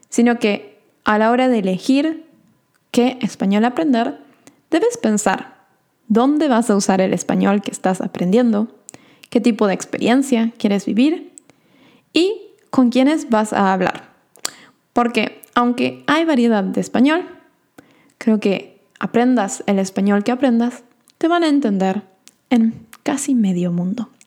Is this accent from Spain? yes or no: no; Argentina; accent: Argentine; Usualmente a mí me dicen que tengo un acento bastante neutral también, pero como les dije en el episodio de hoy, a veces sale mi acento argentino.